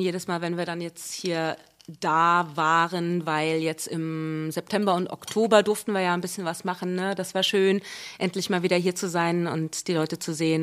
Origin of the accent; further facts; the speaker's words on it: Wiesbaden, Hesse, Germany; accent: Hessian; da bin ich geboren und aufgewachsen äh, in Spießbaden